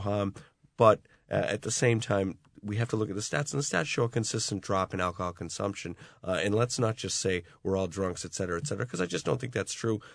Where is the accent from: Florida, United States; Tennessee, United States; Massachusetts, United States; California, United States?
Massachusetts, United States; Boston; now in Ireland; the drinking culture I grew up in in the Boston area